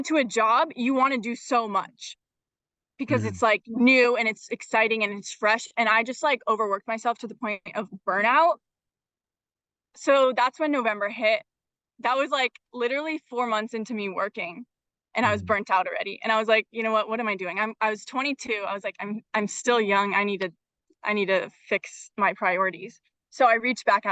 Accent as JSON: {"language": "English", "town": "Bellevue", "region": "Washington", "country": "United States", "tie": "born or raised there", "also_born_or_lived": "Madison, Wisconsin", "said": "I grew up here in Bellevue, Washington"}